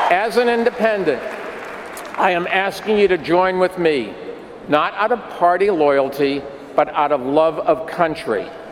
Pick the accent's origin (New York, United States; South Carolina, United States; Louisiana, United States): New York, United States; New York City; I'm a New Yorker